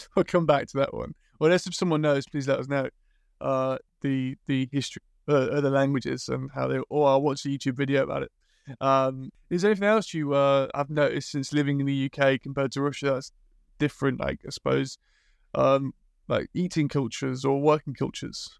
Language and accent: English; England, United Kingdom; as a British person